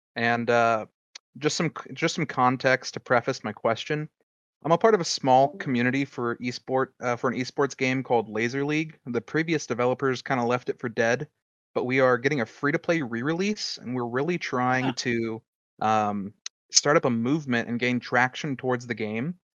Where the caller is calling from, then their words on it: Indiana, United States; I'm calling from Indiana.